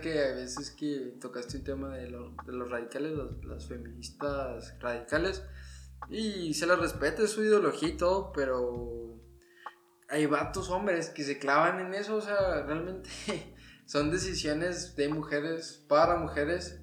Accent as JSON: {"language": "Spanish", "country": "Mexico", "said": "como mexicanos"}